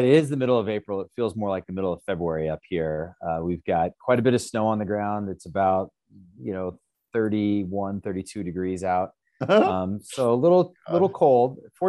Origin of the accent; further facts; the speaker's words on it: Great Falls, Montana, United States; this is my hometown. I grew up here in Great Falls.